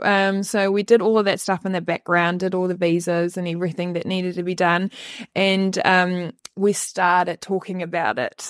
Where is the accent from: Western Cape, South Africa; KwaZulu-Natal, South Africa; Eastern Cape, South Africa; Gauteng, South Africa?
Western Cape, South Africa; moved away as an adult; now in New Zealand; I usually just say Cape Town